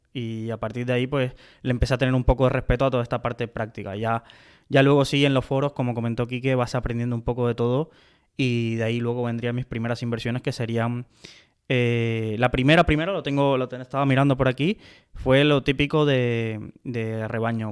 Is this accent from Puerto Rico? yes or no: no; Cuba; now in Spain; nací en Cuba